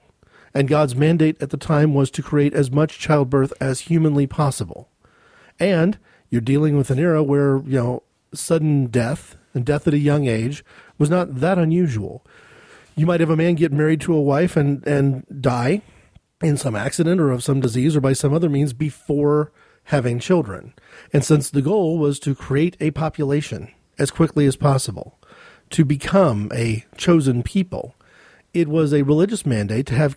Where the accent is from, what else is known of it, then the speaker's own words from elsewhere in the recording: United States; speaking as an American